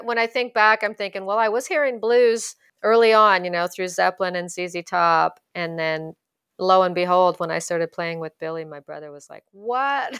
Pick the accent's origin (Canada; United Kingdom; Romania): Canada; Ottawa, Ontario; moved away as an adult; also born or lived in Vancouver; my French skills are pretty strong growing up in Ottawa